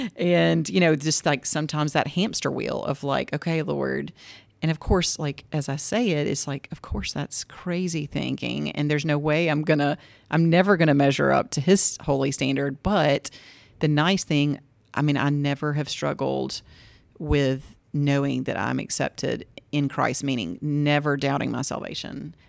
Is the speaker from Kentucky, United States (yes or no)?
no; Greensboro, Georgia, United States; I grew up in Greensboro, Georgia, which is only like an hour, hour and fifteen from here